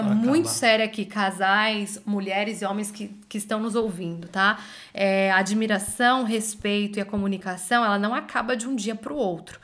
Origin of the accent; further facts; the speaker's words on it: Brazil; moved away as an adult; Eu e você, depois que a gente saiu do Brasil